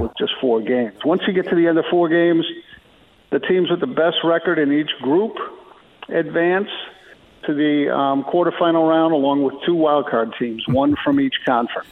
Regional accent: Chicago, Illinois, United States; I was a young Bulls fan growing up in Chicago

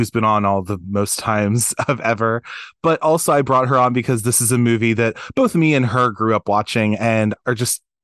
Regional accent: Maryland, United States; we're so from Maryland

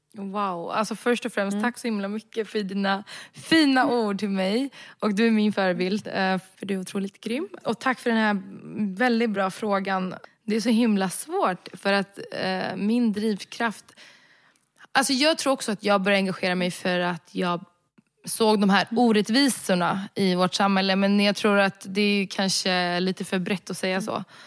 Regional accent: Sweden; also born or lived in Budapest; Jag är svensk. Jag är född och vuxen i Sverige, jag är svensk.

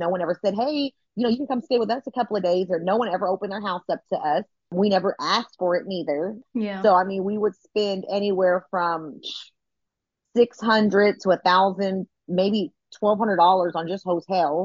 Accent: Austin, Texas, United States; moved away as an adult; also born or lived in Georgia; Luckily, we are from the same place. We're from Austin, Texas

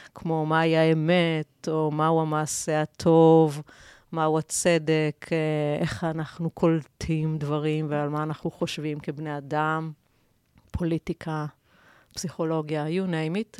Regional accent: Israel; אנחנו כיהודים ישראלים

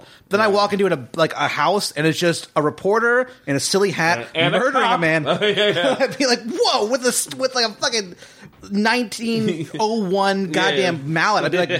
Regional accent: Virginia, United States; Northern Virginia.

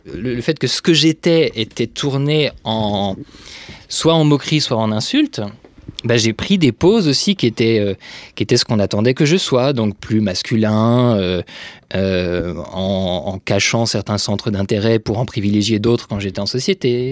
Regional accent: France; also born or lived in Franche-Comté / Brittany; j'ai grandi euh, en Franche-Comté puis en Bretagne, enfin en province essentiellement

